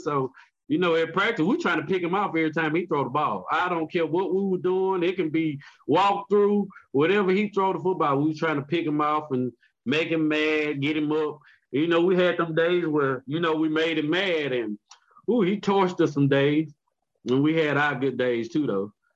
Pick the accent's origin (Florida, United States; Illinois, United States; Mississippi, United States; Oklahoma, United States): Mississippi, United States; I'm from Mississippi